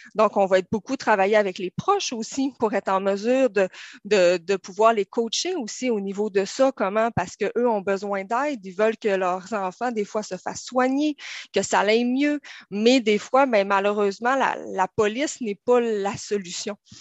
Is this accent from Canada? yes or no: yes; Saguenay, Quebec, Canada; moved away as an adult; now in Terrebonne, Canada; vous voyez peut-être un peu dans mon accent, je viens du Saguenay.